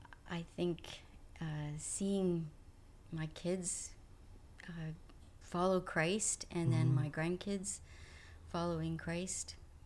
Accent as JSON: {"language": "English", "country": "Canada", "also_born_or_lived": "New Jersey", "lives_now": "United States", "said": "But I'm Canadian, so that has always defined me."}